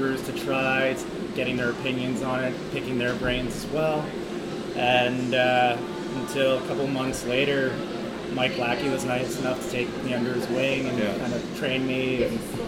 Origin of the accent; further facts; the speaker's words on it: Toronto, Ontario, Canada; I'm born and raised in Toronto, pretty much downtown area.